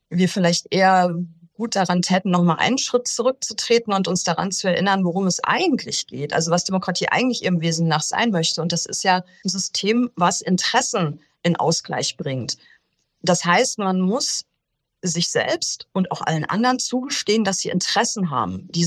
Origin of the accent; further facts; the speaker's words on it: Rhineland, Germany; Selbst als Rheinländer und das will ja schon was heißen, oder?